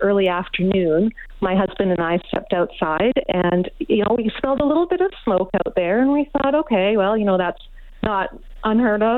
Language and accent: English; Osoyoos, British Columbia, Canada; now in Victoria, Canada; I was born and raised in Osoyoos, even though I live in Victoria now